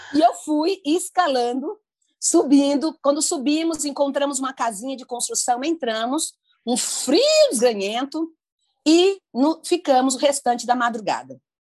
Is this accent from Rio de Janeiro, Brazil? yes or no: no; Ilha das Flores, Sergipe, Brazil; eu nasci no Nordeste brasileiro, em Sergipe, Ilha das Flores